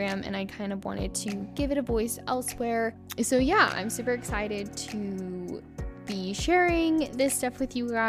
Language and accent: English; Colorado, United States; I'm from the United States, over in Colorado